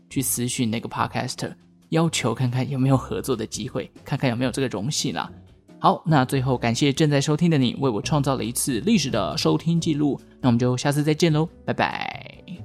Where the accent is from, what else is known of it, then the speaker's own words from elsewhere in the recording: Taiwan; 身为台湾人